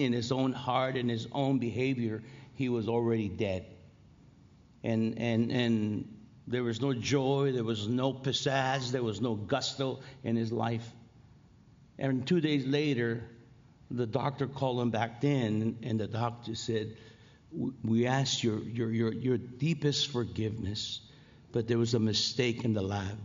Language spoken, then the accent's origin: English; Los Angeles, California, United States; I'm from L.A.